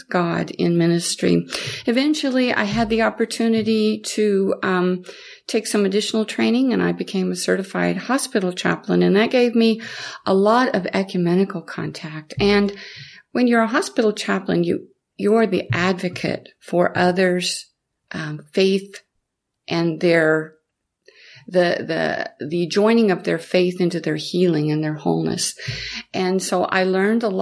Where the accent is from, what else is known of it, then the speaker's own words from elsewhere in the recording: the Midwest, near Independence, Missouri, United States; moved away as an adult; also born or lived in Kansas / Mississippi / New Orleans, Louisiana; I was born into the Midwest and very close to Independence.